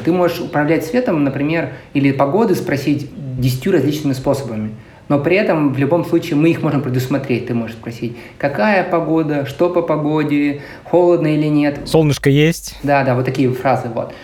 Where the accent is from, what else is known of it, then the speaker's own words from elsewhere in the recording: Krasnoyarsk, Krasnoyarsk Krai, Russia; moved away as an adult; also born or lived in Moscow; now in San Francisco, United States; Я родился и вырос в Красноярске